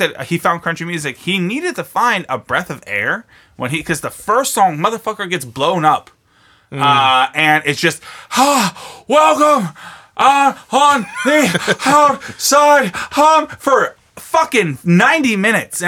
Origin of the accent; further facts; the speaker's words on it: Pittsburgh, Pennsylvania, United States; I'm from Pittsburgh, so it's South Side.